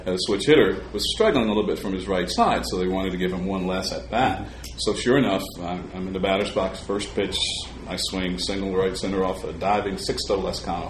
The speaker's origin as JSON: {"language": "English", "town": "Salem", "region": "Virginia", "country": "United States", "tie": "born or raised there", "moved": "yes", "said": "auditioning in Virginia, where I grew up in my hometown of, of Salem, Virginia"}